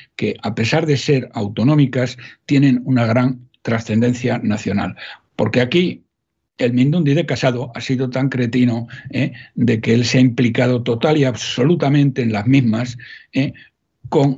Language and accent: Spanish; Salamanca, Castile and León, Spain; yo soy de Salamanca, no soy paisano de todos, más soy de Salamanca